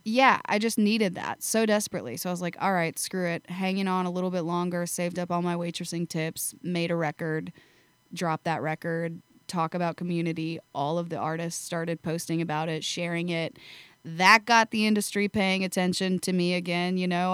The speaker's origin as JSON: {"language": "English", "town": "Shueyville", "region": "Iowa", "country": "United States", "tie": "born or raised there", "moved": "as an adult", "lives_now": "Nashville, United States", "said": "I grew up in a small town. Um, it's called Shueyville"}